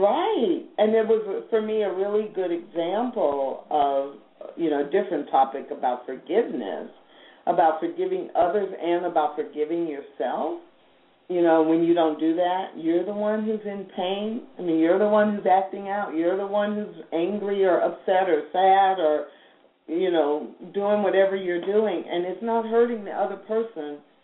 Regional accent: St. Louis, Missouri, United States; moved away; I grew up in St. Louis

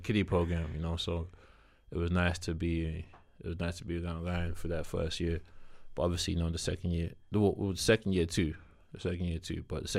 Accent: South East England, United Kingdom; And we're both from Kent.

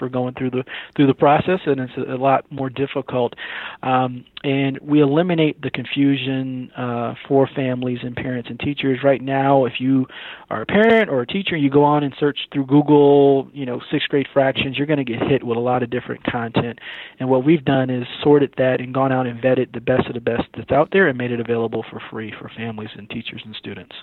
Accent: Syracuse, New York, United States; moved away as an adult; now in Atlanta, United States; I'm actually from Syracuse, New York.

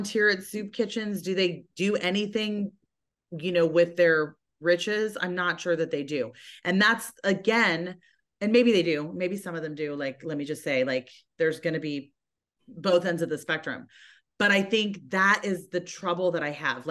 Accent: United States; I'm an American

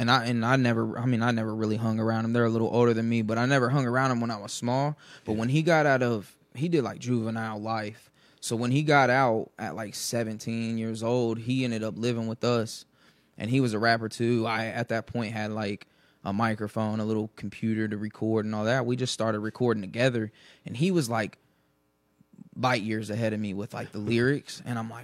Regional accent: Dayton, Ohio, United States; East Dayton, Ohio

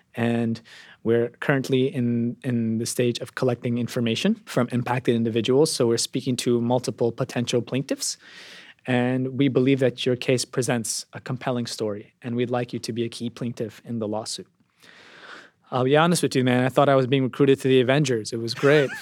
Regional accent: New York City, New York, United States; My community is one of many, I want to say, working class enclaves in New York City, particularly in, in Brooklyn, the Bronx, and Queens. It's a Pakistani American community

